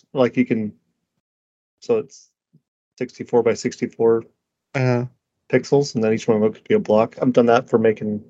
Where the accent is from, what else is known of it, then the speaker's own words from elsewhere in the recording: United States; I'm an American